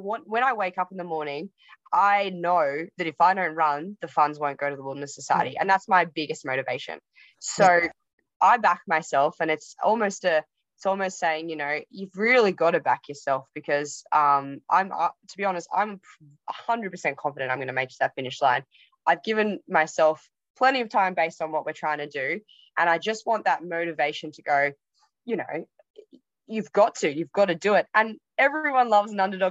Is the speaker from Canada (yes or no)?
no; Yarra Valley, Victoria, Australia; I grew up in the Yarra Valley